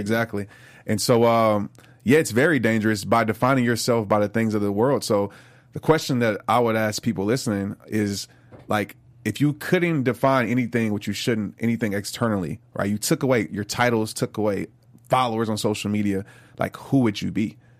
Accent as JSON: {"language": "English", "town": "New Orleans", "region": "Louisiana", "country": "United States", "tie": "born or raised there", "said": "When I grew up in New Orleans, I lived across the street from a Saints player"}